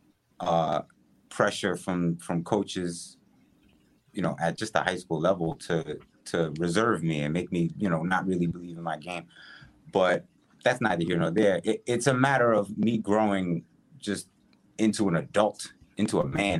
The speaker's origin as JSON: {"language": "English", "area": "Westchester County", "region": "New York", "country": "United States", "said": "I'm from Westchester County, so I'm outside right. the city"}